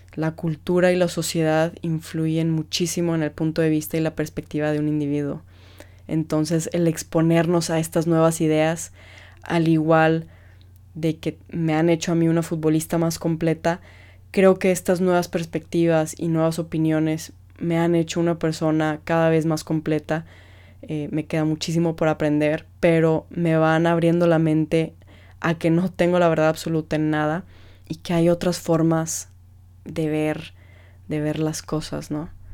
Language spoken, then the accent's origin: Spanish; Mexico; como mexicanos somos muy apasionados en todo lo que hacemos